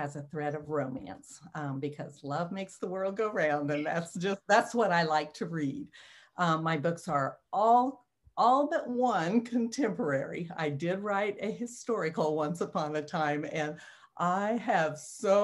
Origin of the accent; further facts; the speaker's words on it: Kansas, United States; moved away as an adult; now in Missouri, United States; I always want to say I'm from Kansas